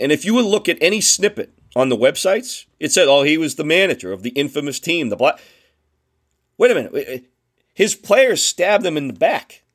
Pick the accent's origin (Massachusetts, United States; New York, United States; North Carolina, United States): Massachusetts, United States; Boston; accent: Boston; moved away; my professor at Boston University said I would never be able to be understood with my Boston accent.